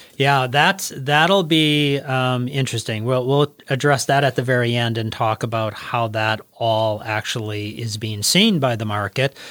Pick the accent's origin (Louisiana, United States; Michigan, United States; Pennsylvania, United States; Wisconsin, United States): Wisconsin, United States; we are from Wisconsin